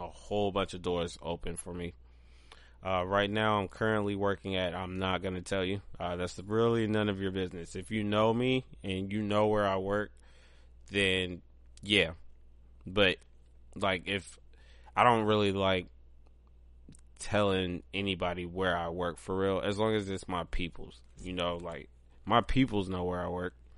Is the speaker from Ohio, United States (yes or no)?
yes; Pigrenti, Ohio, United States; moved away; also born or lived in Columbus, Ohio; I grew up in Pigrenti.